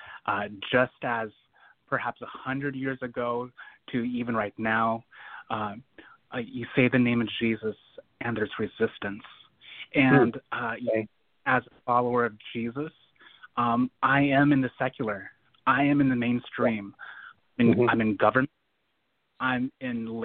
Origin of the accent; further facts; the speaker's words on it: Portland, Oregon, United States; my hometown, Portland, Oregon, here in the Pacific Northwest